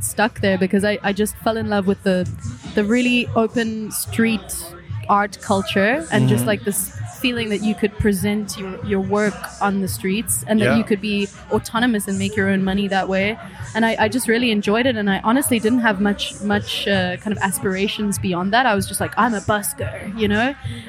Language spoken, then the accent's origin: English; Cape Town, Western Cape, South Africa; moved away as an adult; now in Berlin, Germany; From Cape Town, originally.